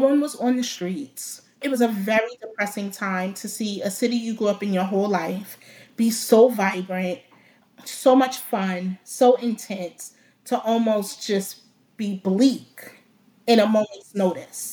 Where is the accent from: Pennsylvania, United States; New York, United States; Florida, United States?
New York, United States; New York City; I grew up in the Bronx, New York